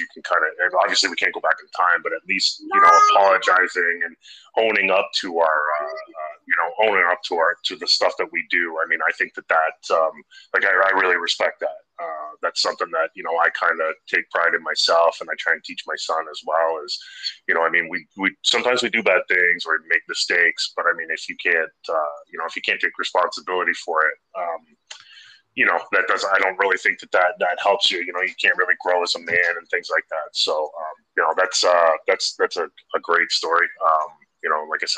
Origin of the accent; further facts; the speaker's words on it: Canada; I'm a Canadian guy